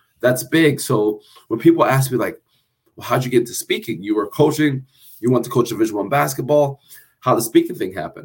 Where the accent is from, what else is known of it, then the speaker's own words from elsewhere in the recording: New Jersey, United States; I'm a cat from Jersey